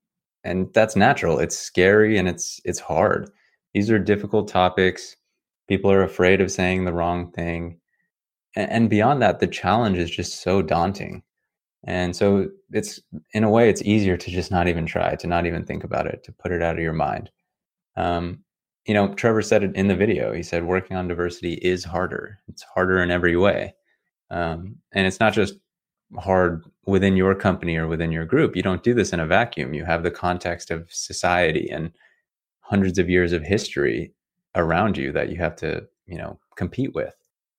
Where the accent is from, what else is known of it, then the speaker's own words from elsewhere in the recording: South Africa; what it's like growing up in South Africa under apartheid.